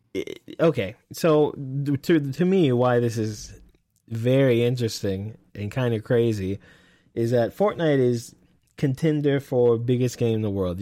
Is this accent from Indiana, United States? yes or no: no; Texas, United States; accent: Texas; I'm from Texas.